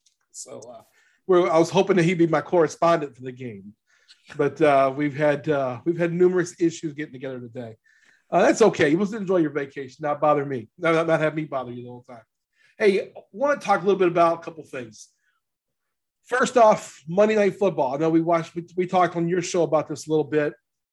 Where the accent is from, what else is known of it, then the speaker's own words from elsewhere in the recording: Louisiana, United States; now in Lawrence, United States; Louisiana's where I'm from and where I still call it home. It's going home when I go there. But right. Lawrence, I've been here 20 years now, and I'm beginning to think of this as my home now.